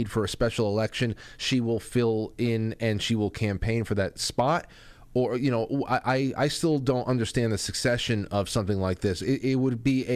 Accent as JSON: {"language": "English", "region": "New York", "country": "United States", "said": "as a New Yorker"}